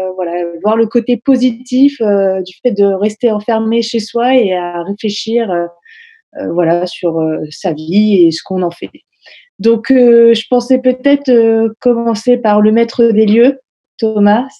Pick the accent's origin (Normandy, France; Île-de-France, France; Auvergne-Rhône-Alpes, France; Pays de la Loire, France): Normandy, France; Honfleur; moved away; je suis retournée dans ma ville natale, à Honfleur